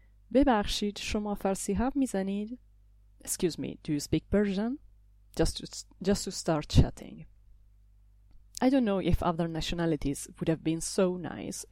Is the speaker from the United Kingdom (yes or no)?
no; Italy; moved away as an adult; now in Brussels, Belgium; I come from Italy. I live in Brussels